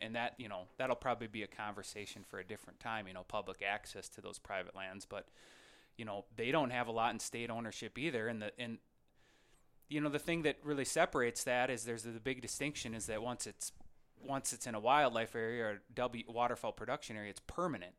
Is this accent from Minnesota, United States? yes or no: yes; Lac qui Parle County, Minnesota, United States; I'm from Lacaparo County. That's where my hometown is.